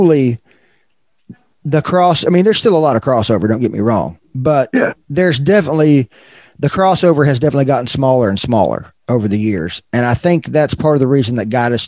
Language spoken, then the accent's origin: English; Arkansas, United States; moved away as an adult; also born or lived in Fayetteville, Arkansas; now in Texas, United States; I grew up in Arkansas, I was president of the Northwest Arkansas Paradigm Club in Fayetteville, Arkansas, until I moved to Texas